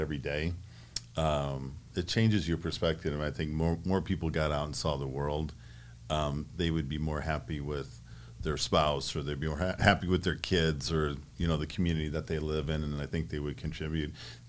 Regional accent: Great Lakes, United States; now in Arizona, United States; growing up on the Great Lakes, I was small, sailed on a little swordfish, sunfish, and then moved up to Hobie Cat, 17, snipes, sailed on Lake Michigan, and then came to Arizona

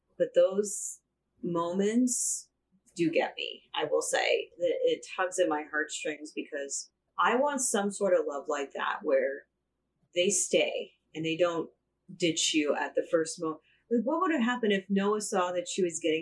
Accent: United States; as American women

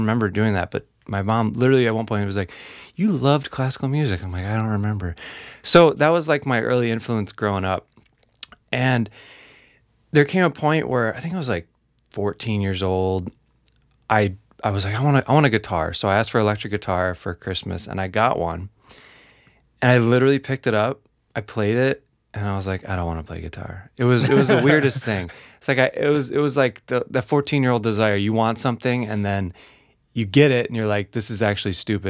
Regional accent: New York, United States; born there; So I was born in New York, man, and it was the opposite.

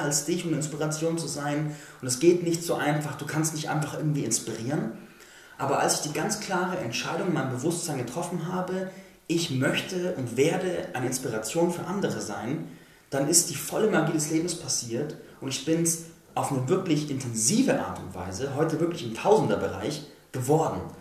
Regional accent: Landsberg am Lech, Bavaria, Germany; moved away; da war ich in Landsberg am Lech, meiner Heimatstadt ursprünglich

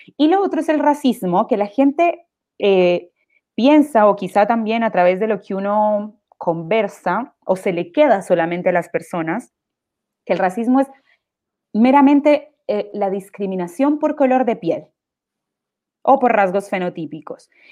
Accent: Quibdó, Chocó, Colombia; moved away as an adult; now in Chile; la ciudad que soy yo, en, en, Colombia, que es Quibdó, que es el Pacífico colombiano

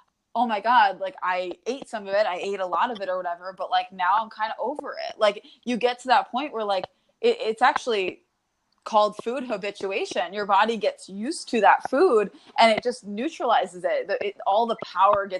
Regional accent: New York, United States; now in Connecticut, United States; I'm from New York now, I live in Connecticut

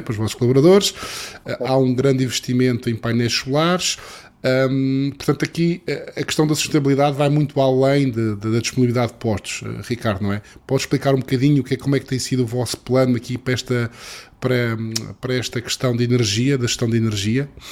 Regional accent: Madeira, Portugal; eu, sou madeirense, porque sou madeirense também

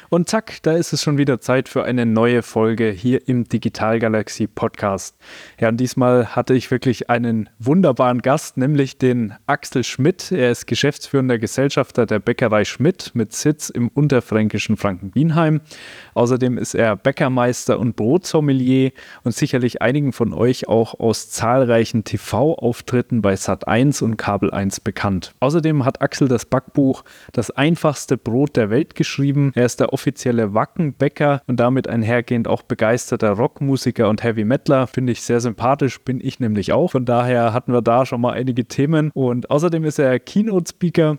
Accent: Gerolzhofen, Bavaria, Germany; ich komme aus Gerolzhofen

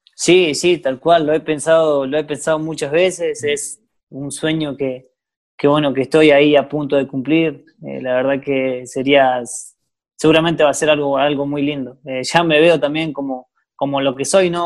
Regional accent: Gualjaina, Chubut, Argentina; yo soy de Walhaina, nací, me crié ahí

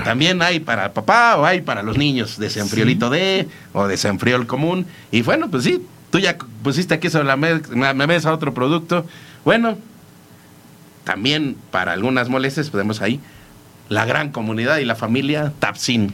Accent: Mexico; como mexicanos somos súper cordiales

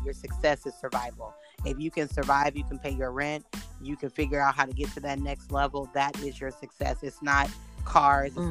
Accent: Houston, Texas, United States; we're both black, we're from Houston.

